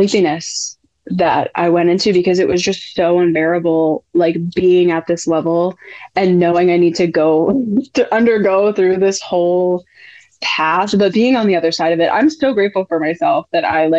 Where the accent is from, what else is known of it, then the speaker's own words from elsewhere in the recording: New England, United States; I'm from New England.